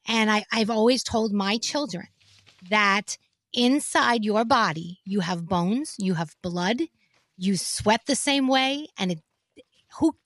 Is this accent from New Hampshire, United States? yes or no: no; New York City, New York, United States; I was born and raised in the Bronx, New York